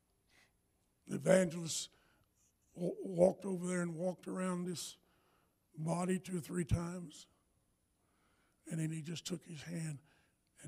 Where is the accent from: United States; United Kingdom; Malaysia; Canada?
United States; the South; I'm from the South